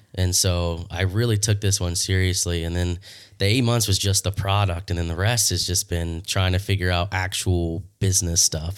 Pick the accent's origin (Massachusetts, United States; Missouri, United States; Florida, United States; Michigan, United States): Florida, United States; Leesburg; I'm born and raised in Leesburg, Florida. I've been here my whole life